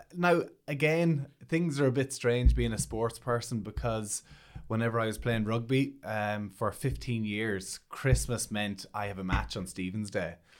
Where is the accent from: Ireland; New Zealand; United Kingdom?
Ireland; Monaghan, Ulster; I'm from Monaghan